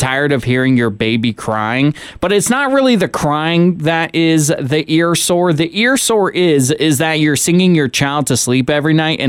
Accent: Washington, United States; now in Sonoma County, United States; I fly back to my home state of Washington so much

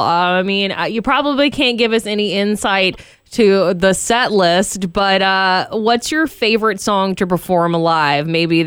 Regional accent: Georgia, United States; now in Sonoma County, United States; I'm from Georgia

